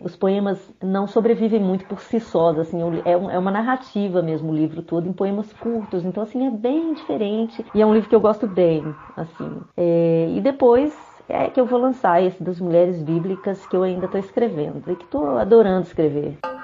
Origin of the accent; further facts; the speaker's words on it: Belo Horizonte, Minas Gerais, Brazil; eu sou mineira, nascida, criada e residente em Belo Horizonte